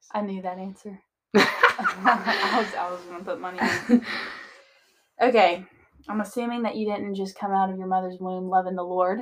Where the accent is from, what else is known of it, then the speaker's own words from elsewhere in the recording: the South, United States; accent: southern; we sound so much more southern